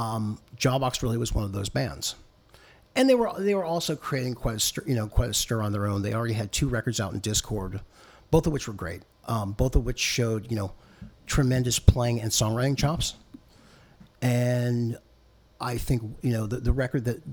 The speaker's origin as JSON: {"language": "English", "town": "Boston", "region": "Massachusetts", "country": "United States", "said": "I'm from Boston, and we don't do those things there"}